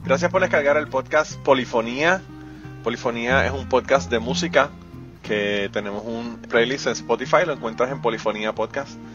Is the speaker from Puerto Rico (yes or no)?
yes; Puerto Rico; soy boricua.